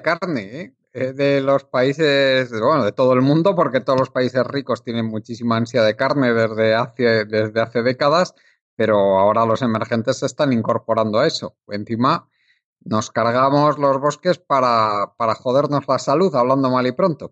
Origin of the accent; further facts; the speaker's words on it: Spain; en la época que tú y yo nacimos en España